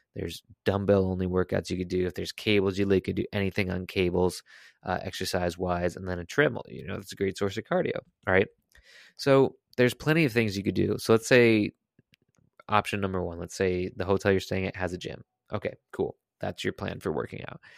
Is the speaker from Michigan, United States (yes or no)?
no; Connecticut, United States; I am from Connecticut.